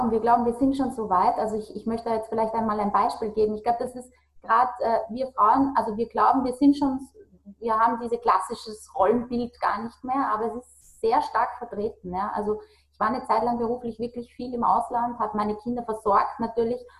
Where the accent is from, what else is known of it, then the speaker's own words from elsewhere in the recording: Austria; bei uns in Österreich sagt man, diese, äh, dieses Getratsche